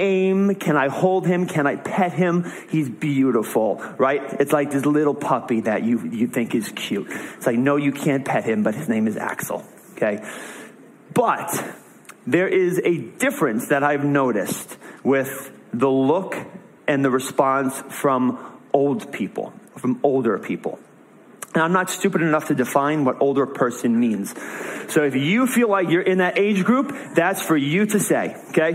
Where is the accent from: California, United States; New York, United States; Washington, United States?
New York, United States; moved away as an adult; now in New England, United States; I'm from New York